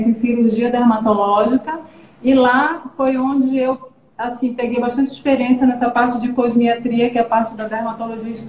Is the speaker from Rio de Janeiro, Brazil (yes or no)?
no; Amazonas, Brazil; born there; now in Pará, Brazil; eu nasci, na verdade, no Amazonas, mas já moro no Pará desde 1990